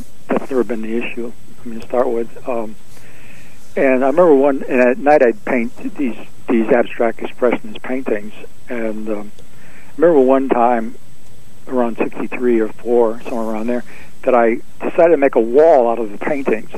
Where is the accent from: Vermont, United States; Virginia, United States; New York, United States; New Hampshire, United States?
New York, United States; Binghamton; moved away as an adult; also born or lived in Greenwich Village, New York; being away from Binghamton, my hometown, Rod Serling's hometown